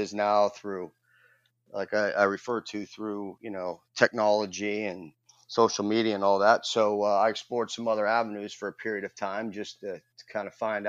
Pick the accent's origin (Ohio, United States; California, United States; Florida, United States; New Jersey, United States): Ohio, United States; Youngstown; And I credit all that to the path that I grew up in Youngstown, Ohio, and going to Cardinal Mooney.